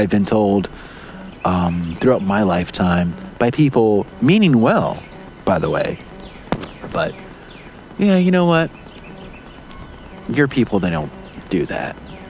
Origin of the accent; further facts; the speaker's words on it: Palatka, Florida, United States; the community I grew up in. I have to forgive small town Palatka, Florida